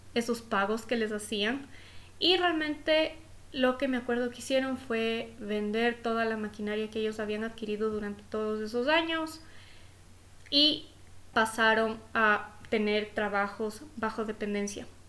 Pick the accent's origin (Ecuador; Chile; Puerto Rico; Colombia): Ecuador; haber podido empezar mi vida desde chiquita en un colegio privado en Ecuador, en mi país